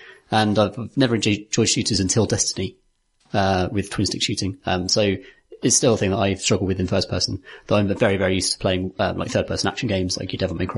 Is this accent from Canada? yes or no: no; Birmingham, West Midlands, United Kingdom; I grew up in Birmingham.